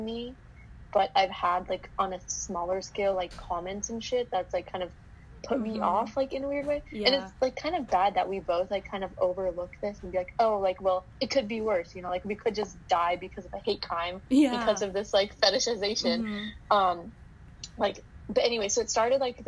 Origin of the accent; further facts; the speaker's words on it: Idaho, United States; also born or lived in Utah; I live in, for context, Idaho and part-time in Utah, but I grew up in Idaho